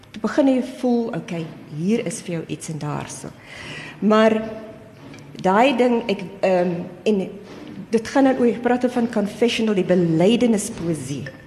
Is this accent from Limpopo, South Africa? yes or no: no; Cape Town, Western Cape, South Africa; Ek is self gebore in die Ooskaap. En ek was klein toe ons Kaap toe getrek het.